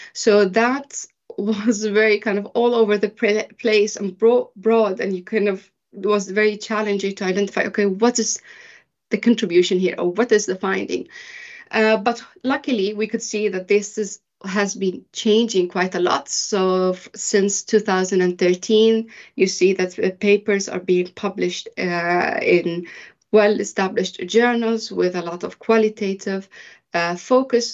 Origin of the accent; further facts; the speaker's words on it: Sweden; moved away as an adult; also born or lived in Bahrain; I am originally from Bahrain, but I was raised in Sweden.